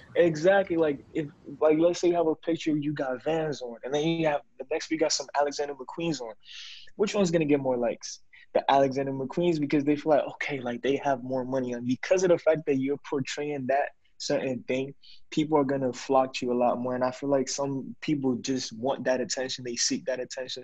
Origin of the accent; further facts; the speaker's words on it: Ghana; I'm from Ghana